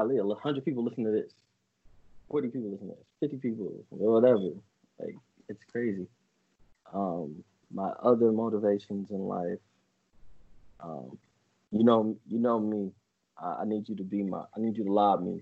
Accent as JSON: {"language": "English", "country": "United States", "tie": "born or raised there", "said": "me and Jay growing up in Highland Hills with my grandma and my mom"}